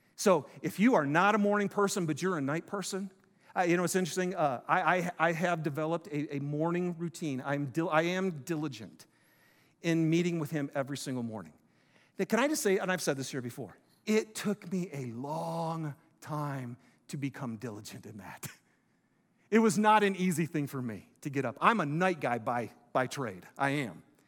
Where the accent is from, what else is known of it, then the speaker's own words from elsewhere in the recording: Detroit, Michigan, United States; I'm from Detroit